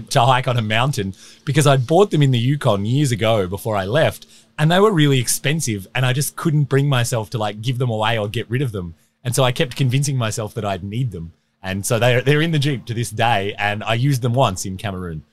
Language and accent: English; Australia; moved away as an adult; now in Whitehorse, Canada; I grew up in Australia, relatively normal upbringing.